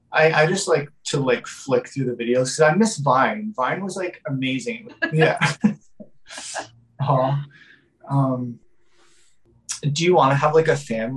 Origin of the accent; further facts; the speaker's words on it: Vancouver, British Columbia, Canada; I'm from Vancouver.